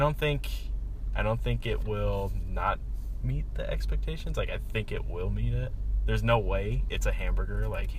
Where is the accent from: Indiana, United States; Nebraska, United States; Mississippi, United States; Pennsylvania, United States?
Nebraska, United States; Omaha; I am from Omaha, Nebraska